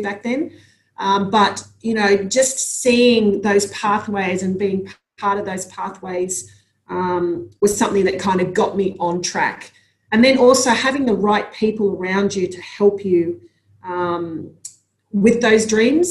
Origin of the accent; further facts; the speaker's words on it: Sydney, New South Wales, Australia; growing up in Sydney and having, you know, my friends and my family there